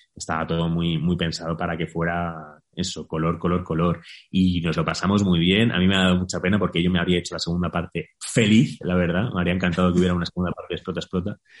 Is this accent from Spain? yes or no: yes; Spain; also born or lived in Mexico; quedarme un poquito en España, necesito plantar un poquito de raíz aquí en mi país